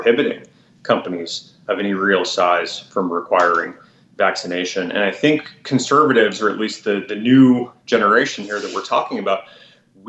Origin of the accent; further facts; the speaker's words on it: Tucson, Arizona, United States; moved away as an adult; also born or lived in Silicon Valley; I grew up right there in Tucson, Arizona, 30 years ago